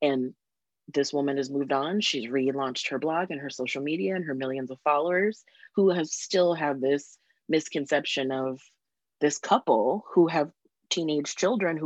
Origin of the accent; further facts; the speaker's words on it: San Diego, California, United States; moved away; I grew up in San Diego